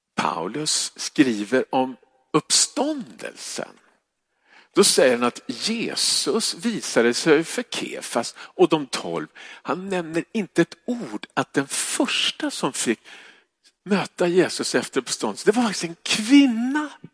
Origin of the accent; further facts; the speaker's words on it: Stockholm, Stockholm County, Sweden; jag kommer från Stockholm